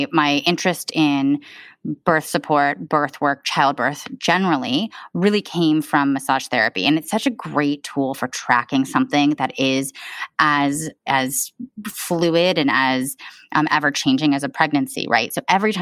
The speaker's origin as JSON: {"language": "English", "region": "Southern California", "country": "United States", "tie": "born or raised there", "also_born_or_lived": "Michigan / Australia", "moved": "as an adult", "said": "I was born and raised in Southern California"}